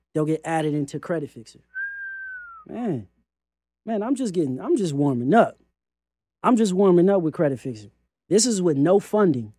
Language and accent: English; California, United States; I'm from California